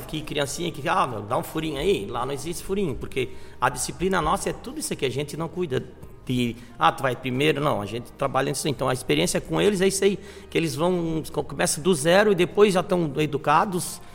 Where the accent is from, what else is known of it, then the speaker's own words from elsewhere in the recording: Florianópolis, Santa Catarina, Brazil; moved away as an adult; now in Tubarão, Brazil; eu sou de Florianópolis